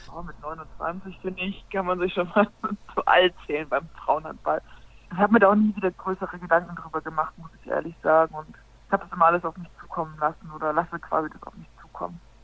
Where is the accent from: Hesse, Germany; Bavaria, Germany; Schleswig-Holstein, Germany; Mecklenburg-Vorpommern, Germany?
Schleswig-Holstein, Germany; village near Hamburg; also born or lived in Frankfurt (Oder); now in Buxtehude, Germany; gebürtige Hamburgerin, das ist richtig. Wenn man so groß geworden bin ich in einem kleinen Dorf überhalb von Hamburg in Tornisch.